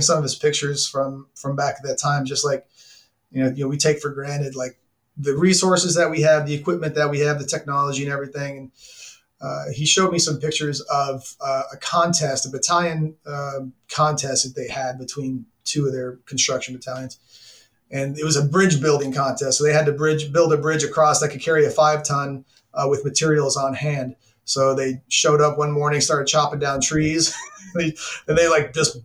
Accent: Arlington, Texas, United States; moved away; I'm from Texas, Arlington to be exact, now the home of the Dallas Cowboys.

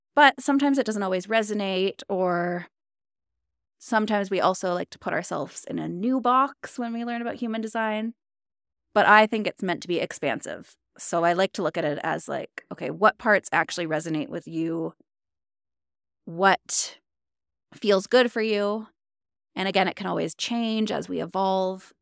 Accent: Ontario, Canada; moved away as an adult; now in Alberta, Canada; I'm from Ontario, Canada

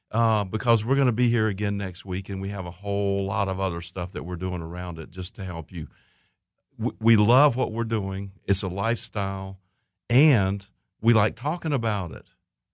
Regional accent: Hickory, North Carolina, United States; also born or lived in Anderson, South Carolina; I'm from Hickory, North Carolina

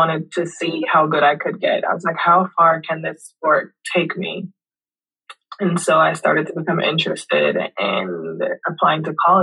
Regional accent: Kingston, Jamaica; now in Louisville, United States; I'm from Kingston, Jamaica. I was born and raised there.

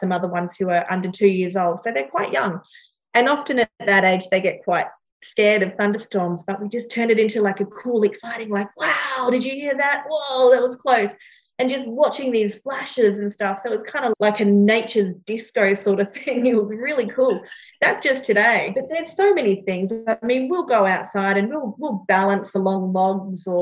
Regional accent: Northern Territory, Australia; now in Gold Coast, Australia; I grew up in the Northern Territory

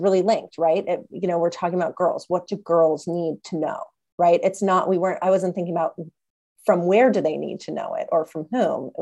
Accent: Los Angeles, California, United States; I grew up in Los Angeles

